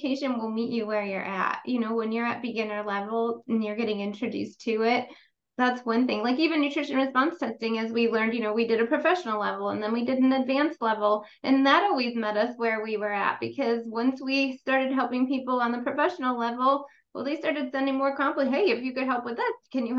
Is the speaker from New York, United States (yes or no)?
yes; New York, United States; I'm from New York